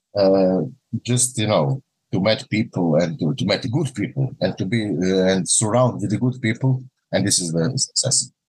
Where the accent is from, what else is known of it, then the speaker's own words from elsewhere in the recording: Rijeka, Primorje-Gorski Kotar County, Croatia; English is a second language; iz Rijeke, dolazim iz Rijeke grada u Hrvatskoj